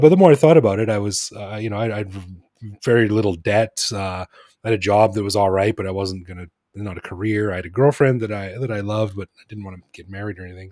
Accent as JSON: {"language": "English", "region": "Alberta", "country": "Canada", "moved": "as an adult", "lives_now": "Bangkok, Thailand", "said": "I'm from Alberta"}